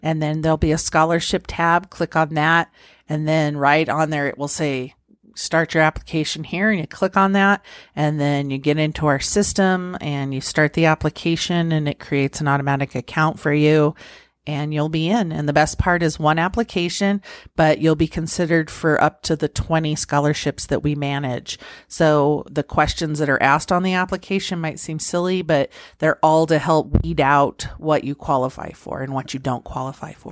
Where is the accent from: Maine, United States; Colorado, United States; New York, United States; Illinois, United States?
Colorado, United States; Pueblo; also born or lived in Nebraska; I was born and raised in Pueblo.